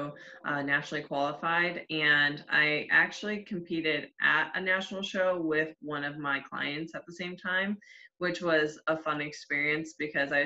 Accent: Cleveland, Ohio, United States; moved away as an adult; now in Tampa, United States; I'm originally from Cleveland, Ohio, but I relocated to Tampa, Florida

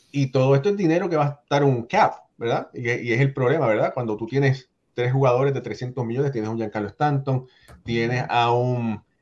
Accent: Dominican Republic; soy dominicano y para mí solo vale 3.80 por 12 años, hermano

